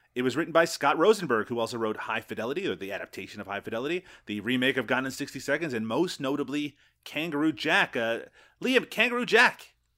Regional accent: Newfoundland and Labrador, Canada; moved away; also born or lived in Ontario; I grew up in Newfoundland

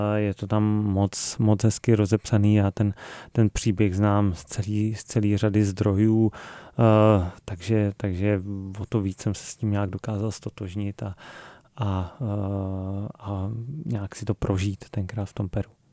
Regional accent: Krkonoše, Hradec Králové Region, Czechia; Já jsem z Krkonož

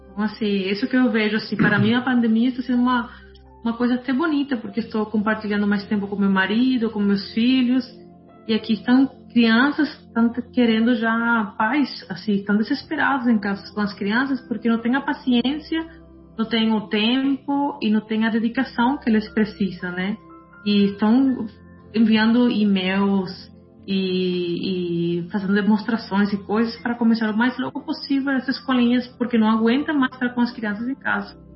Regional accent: Colombia; also born or lived in Brazil; now in Germany; Eu morei cinco anos no Brasil, eu sou mesma colombiana, eu sei como que se vive na América Latina

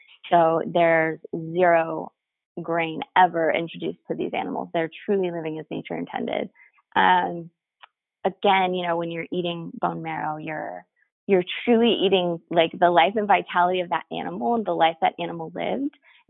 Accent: Texas, United States; I came from Texas, but I wish in Texas that I had access to the stuff that I have access to here.

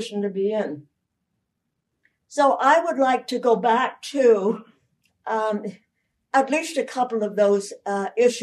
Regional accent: Canada; I'm a Canadian

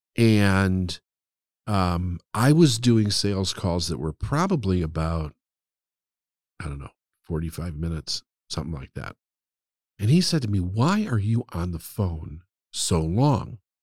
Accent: Chicago, Illinois, United States; also born or lived in Phoenix, Arizona; I was born and raised in Chicago, but for three years, in a very important three, three-year period of time, we moved to Phoenix

